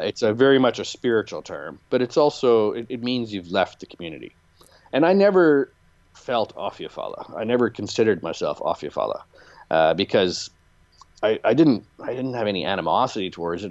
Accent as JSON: {"language": "English", "region": "Canadian Prairies", "country": "Canada", "tie": "born or raised there", "also_born_or_lived": "Chicago", "moved": "as an adult", "said": "growing up Mennonite on a turkey farm in, in the Canadian prairies"}